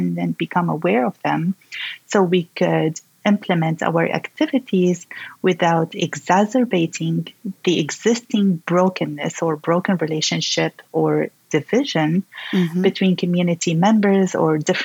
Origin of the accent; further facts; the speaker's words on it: Syria; my home country, Syria